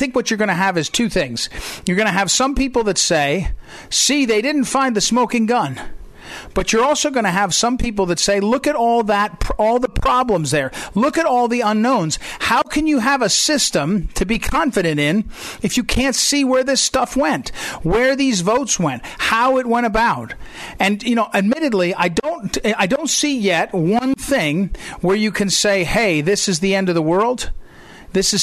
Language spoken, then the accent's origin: English; Missouri, United States; my home state of Missouri has only about 6 million people total